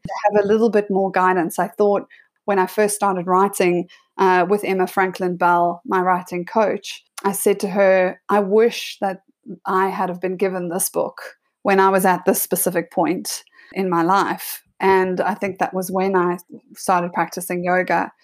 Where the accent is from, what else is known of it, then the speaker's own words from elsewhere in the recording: South Africa; moved away as an adult; also born or lived in Sydney, Australia; my brother and I grew up there.